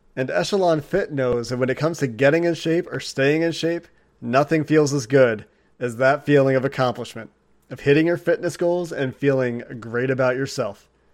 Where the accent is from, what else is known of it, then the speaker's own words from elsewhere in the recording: Cincinnati, Ohio, United States; also born or lived in Chicago, Illinois; I was born outside of Chicago, was raised a Bulls fan in the Michael Jordan era, because my parents were living in Chicago, obviously, before we moved to Cincinnati when I was two weeks old